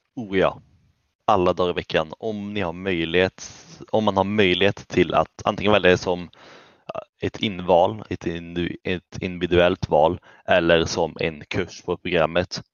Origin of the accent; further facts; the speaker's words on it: Källby, Västra Götaland, Sweden; jag kommer från Källby